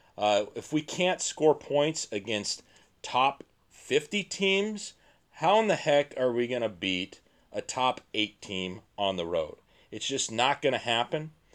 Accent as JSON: {"language": "English", "region": "Montana", "country": "United States", "said": "I'm a guy from Montana."}